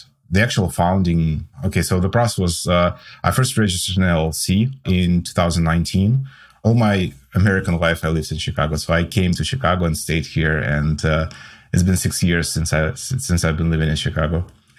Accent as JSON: {"language": "English", "country": "Russia", "moved": "as an adult", "lives_now": "United States", "said": "I came from Russia to the States 6 years ago."}